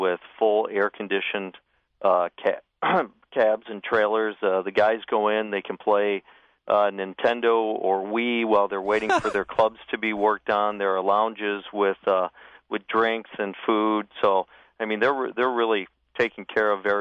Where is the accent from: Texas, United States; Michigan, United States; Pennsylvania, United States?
Michigan, United States; now in Oregon, United States; I grew up in Michigan